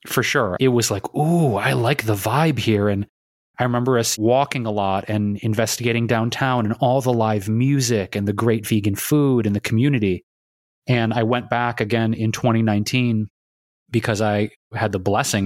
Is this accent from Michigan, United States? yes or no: yes; Detroit, Michigan, United States; also born or lived in New York / Chicago / Bay Area; now in Los Angeles, United States; growing up in Detroit